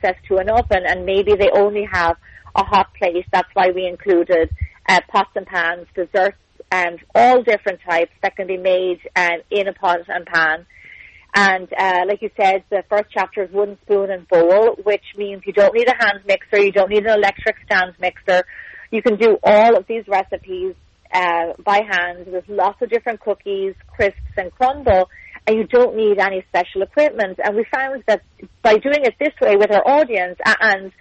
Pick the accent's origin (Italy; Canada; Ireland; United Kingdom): Ireland; moved away as an adult; now in Santa Monica, United States; I'm obviously from Ireland